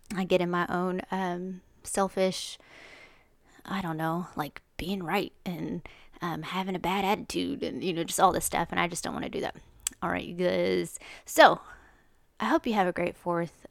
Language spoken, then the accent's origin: English; United States; I was born in America